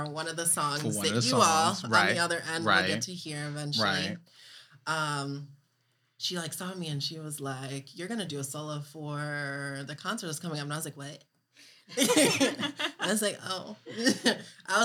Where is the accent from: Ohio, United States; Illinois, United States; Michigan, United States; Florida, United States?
Michigan, United States; Ann Arbor; I grew up in Ann Arbor Public School System